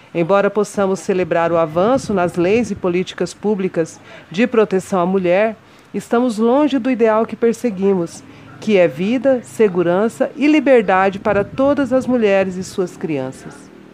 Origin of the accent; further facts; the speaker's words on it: Mato Grosso do Sul, Brazil; also born or lived in São Paulo / Dourados; Nascida em São Paulo, por acaso, mas criada em criada, educada e e vivida em Mato Grosso do Sul